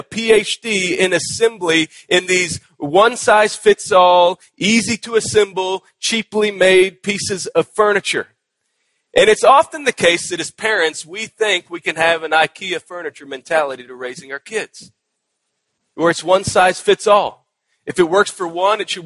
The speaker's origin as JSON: {"language": "English", "region": "Texas", "country": "United States", "moved": "yes", "said": "my home state of Texas"}